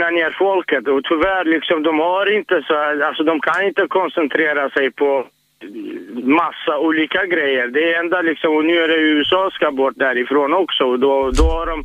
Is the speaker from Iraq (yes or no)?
yes; Kurdistan Region, Iraq; now in Sweden; där jag kommer ifrån, och det är fantastiskt.